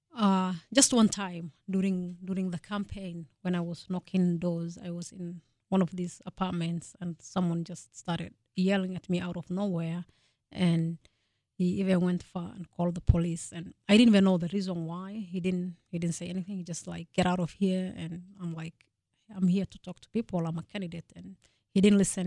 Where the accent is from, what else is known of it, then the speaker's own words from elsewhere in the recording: Kenya; moved away as an adult; also born or lived in Fargo, North Dakota; now in North Dakota, United States; I was born and raised in Kenya